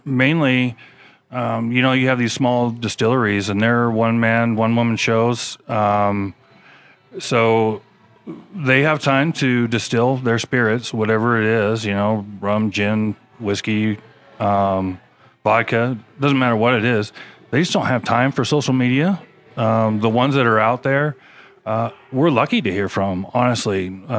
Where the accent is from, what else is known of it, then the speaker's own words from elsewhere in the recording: Washington, United States; moved away as an adult; Originally from Washington State, so not a local boy, but I've lived in Utah longer than I lived in Washington, as it turns out now.